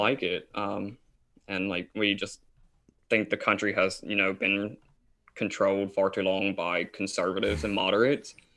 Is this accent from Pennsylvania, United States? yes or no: no; Tennessee, United States; Isaac and I are from Tennessee. Um, I currently still live in Tennessee